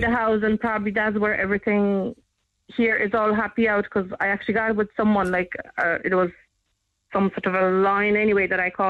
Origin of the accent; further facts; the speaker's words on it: Poland; now in Ireland; I was born in Poland